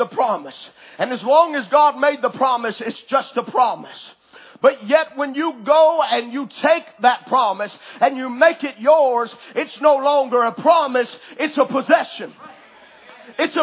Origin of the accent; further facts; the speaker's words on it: United States; I, as an American citizen, I have certain rights